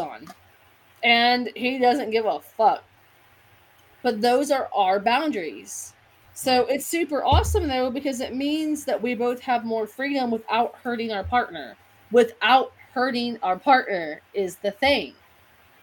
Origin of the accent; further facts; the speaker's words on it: Kentucky, United States; I'm from Kentucky